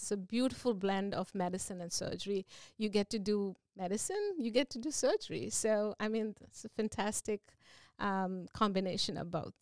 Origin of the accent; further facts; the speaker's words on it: India; moved away as an adult; also born or lived in Virginia, United States / New Jersey, United States; now in Seaford, United States; I am originally from India. I did my initial training there and I had an opportunity to come to the States